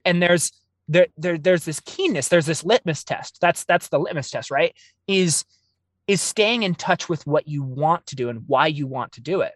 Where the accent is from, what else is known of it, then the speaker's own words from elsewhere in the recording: Oregon, United States; I grew up in the Pacific Northwest. I'm, I'm Oregon born and raised.